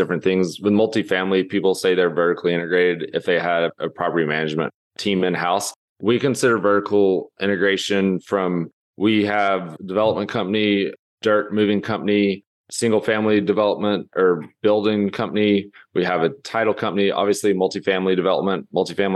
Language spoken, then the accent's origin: English; Lubbock, Texas, United States; moved away as an adult; also born or lived in Los Angeles; I grew up in Lubbock